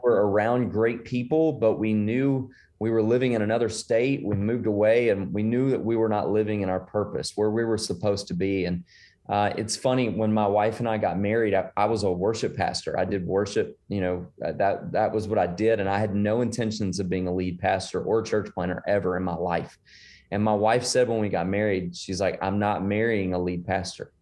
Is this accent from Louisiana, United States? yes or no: yes; Shreveport, Louisiana, United States; moved away as an adult; now in The Woodlands, United States; I'm originally from Shreveport, Bossier City, Louisiana. Um, and I grew up there.